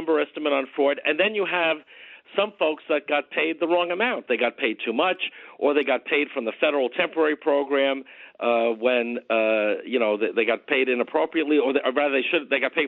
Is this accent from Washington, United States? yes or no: no; Nassau County, New York, United States; born or raised there